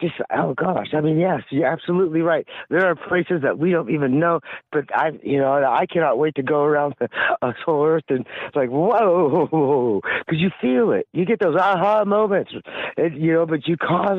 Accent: California, United States; I'm from California

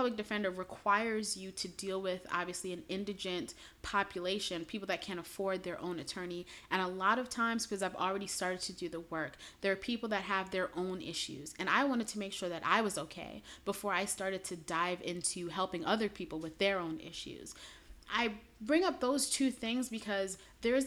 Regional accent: New York City, New York, United States; moved away as an adult; also born or lived in Chicago area; I'm originally from Brooklyn

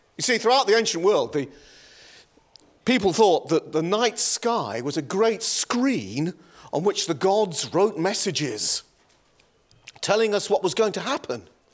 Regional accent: Yorkshire and the Humber, United Kingdom; moved away; I was raised in the county

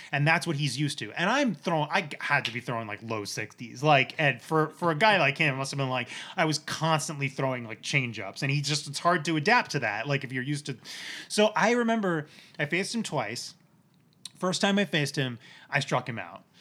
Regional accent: New Jersey, United States; I grew up in New Jersey.

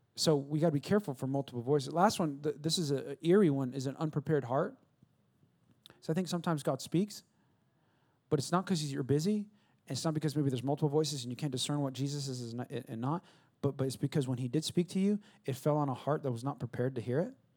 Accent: California, United States; now in Texas, United States; California where I'm from.

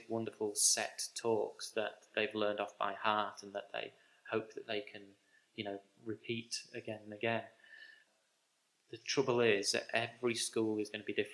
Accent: Grimsby, Yorkshire and the Humber, United Kingdom; my hometown of Grimsby

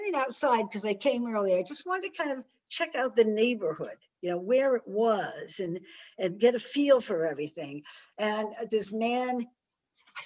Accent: Westport, Connecticut, United States; I grew up in Westport, Connecticut

